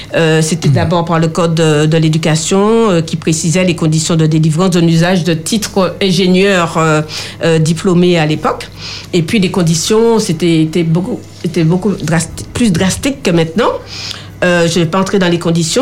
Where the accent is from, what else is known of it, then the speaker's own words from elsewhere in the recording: Martinique; chez nous en Martinique